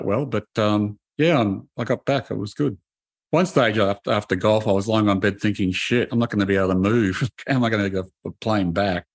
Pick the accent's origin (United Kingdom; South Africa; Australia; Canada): Australia; Brisbane, Queensland; I grew up in Brisbane